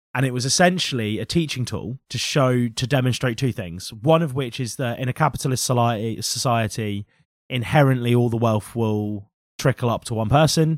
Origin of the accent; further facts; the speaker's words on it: Norfolk, East of England, United Kingdom; we're from Norfolk